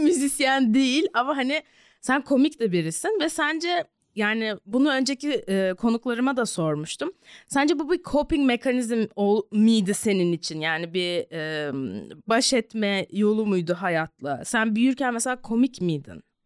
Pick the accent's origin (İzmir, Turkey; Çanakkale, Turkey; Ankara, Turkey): Ankara, Turkey; çocukluğumu burada geçirdim ama Ankara'da bayağı fanusta büyüdüm